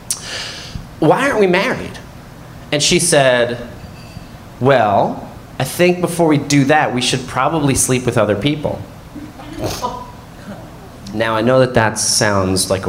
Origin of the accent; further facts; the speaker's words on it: Neptune, New Jersey, United States; when I was a kid growing up in Neptune, New Jersey